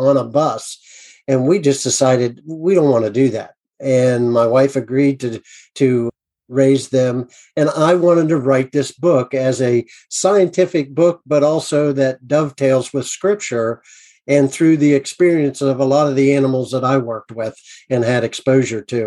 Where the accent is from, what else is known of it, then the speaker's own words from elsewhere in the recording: United States; I'm an American